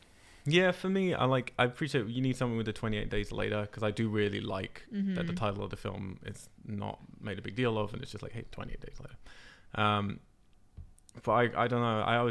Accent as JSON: {"language": "English", "town": "Cambridge", "region": "East of England", "country": "United Kingdom", "tie": "born or raised there", "said": "I have to blame it on Cambridge, my hometown."}